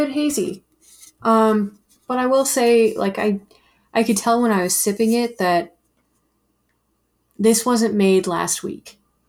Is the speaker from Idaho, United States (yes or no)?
no; Broomfield, Colorado, United States; This is from Broomfield, my hometown